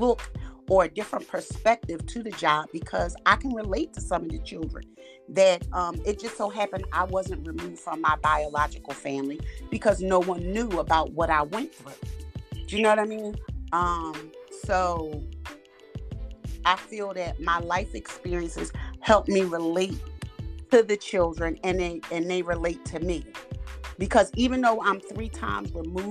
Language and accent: English; Philadelphia, Pennsylvania, United States; I'm from Philadelphia, Pennsylvania.